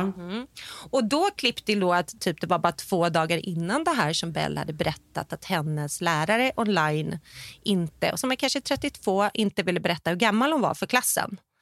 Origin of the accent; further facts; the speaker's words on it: Sweden; also born or lived in Hollywood; now in Los Angeles, United States; hemma i Sverige